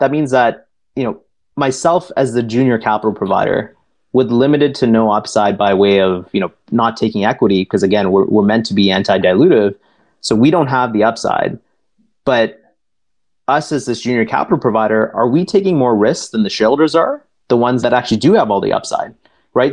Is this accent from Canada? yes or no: yes; Toronto, Ontario, Canada; I was born and raised here in Toronto, but uh, and while it is still home for me today